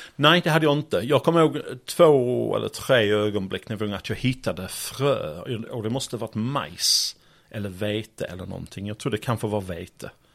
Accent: Sheffield, Yorkshire and the Humber, United Kingdom; Swedish is a second language; moved away as an adult; now in Malmö, Sweden; jag kommer från Yorkshire, Sheffield, storstad

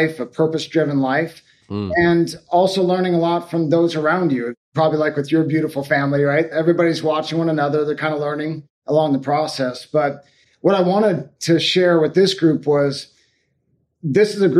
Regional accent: Sequim, Washington, United States; Northwest of Seattle, Washington, a little town called Squim

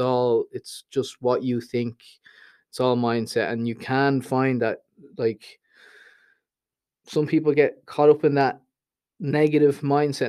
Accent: Dublin, Leinster, Ireland; moved away as an adult; also born or lived in Thailand; the Dublin I grew up

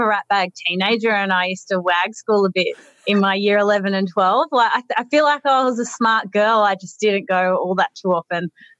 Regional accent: Parkes, New South Wales, Australia; moved away as an adult; I was born in Parkes, and I lived there until I finished high school, so I was 17, nearly 18.

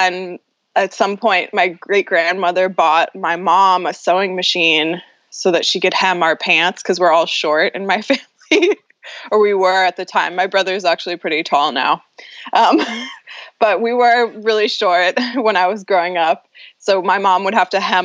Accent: Los Angeles, California, United States; I grew up in Venice, California, which is in Southern California

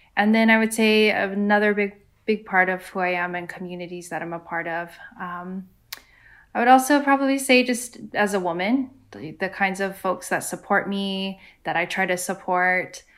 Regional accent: San Diego, California, United States; moved away; also born or lived in Guam; I grew up in San Diego, California, where there are lots of other Chamorros

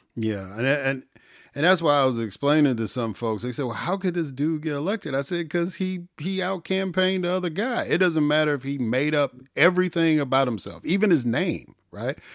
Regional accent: Illinois, United States; also born or lived in Jackson, Mississippi; now in Georgia, United States; I grew up in Illinois. I, I'm living in Georgia now

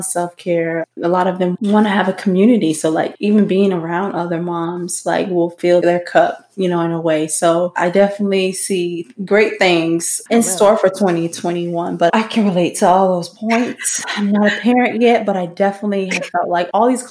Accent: Florida, United States; I'm from Florida. I live in Sarasota

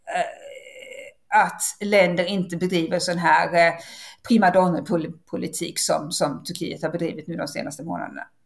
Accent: Sweden; som vanlig svensk

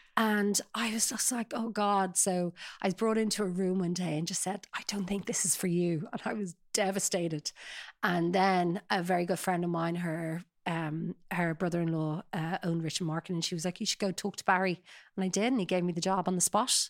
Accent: Sutton, Leinster, Ireland; I grew up in Sutton, uh, very idyllic life, beautiful coastal

